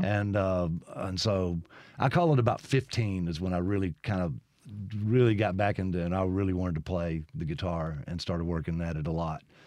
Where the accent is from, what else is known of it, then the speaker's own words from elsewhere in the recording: Brandon, Mississippi, United States; also born or lived in Lexington, Kentucky / Los Angeles / Nashville; I basically grew up in Brandon